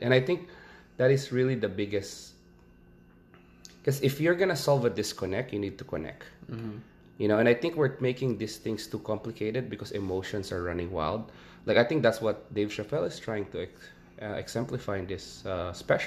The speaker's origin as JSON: {"language": "English", "country": "Philippines", "moved": "yes", "lives_now": "United States", "said": "I'm from the Philippines"}